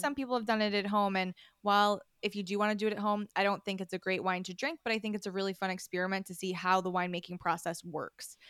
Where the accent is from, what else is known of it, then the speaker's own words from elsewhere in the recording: upstate New York, United States; I am a New Yorker. I'm from upstate New York originally, like, way upstate